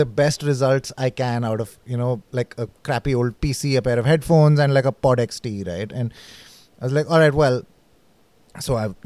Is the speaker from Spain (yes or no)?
no; Delhi, India; also born or lived in Manipal; I am from Delhi, but at that point in time, I was in Manipal